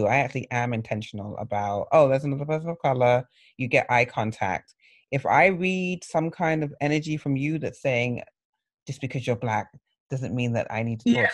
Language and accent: English; England, United Kingdom; now in United States; Growing up in England, I knew about the Brixton riots because my brothers were involved